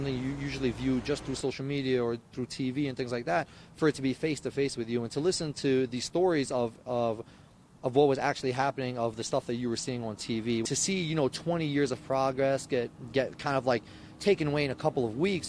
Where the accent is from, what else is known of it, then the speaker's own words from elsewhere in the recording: United States; I was raised in America, but I'm also fluent in Islamic culture and African culture